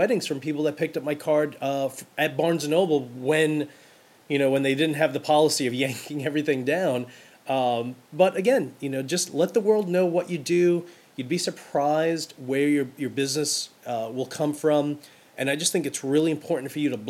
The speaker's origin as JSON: {"language": "English", "town": "New York City", "region": "New York", "country": "United States", "tie": "born or raised there", "said": "every girl I grew up with in Brooklyn"}